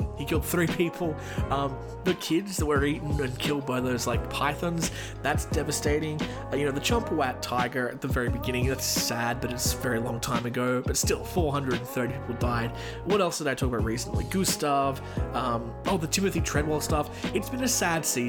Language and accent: English; Australia; my home country, Australia